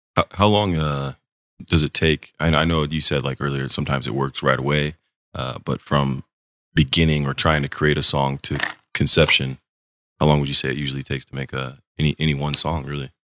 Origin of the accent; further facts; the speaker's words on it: San Juan Capistrano, California, United States; moved away as an adult; I grew up in Orange County